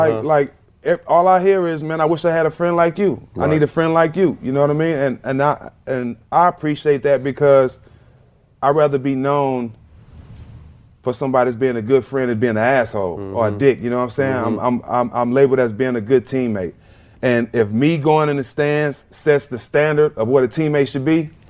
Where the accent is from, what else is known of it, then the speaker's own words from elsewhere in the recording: Port Arthur, Texas, United States; Well, you know, just growing up in Port Arthur, Texas, you know, everybody know everybody.